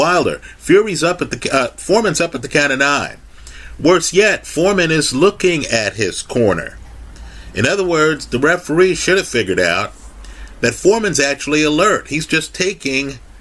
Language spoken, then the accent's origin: English; Kingston, Jamaica; We from Jamaica, I was born in Kingston